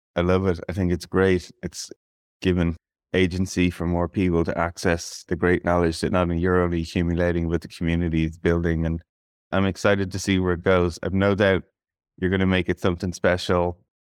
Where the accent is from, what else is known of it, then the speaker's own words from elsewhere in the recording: Ireland; as an Irish person